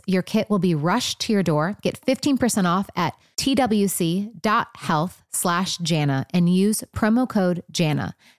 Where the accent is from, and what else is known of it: Michigan, United States